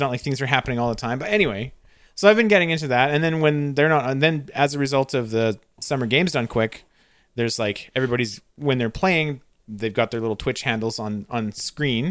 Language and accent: English; Canada; I'm trained as a Canadian